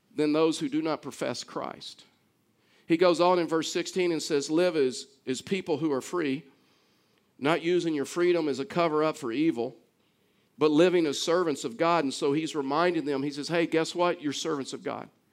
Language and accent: English; Baytown, Texas, United States; I was actually born in Baytown, Texas